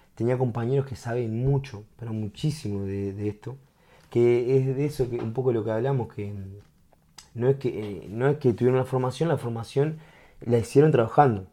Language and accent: Spanish; Uruguay; como uruguayo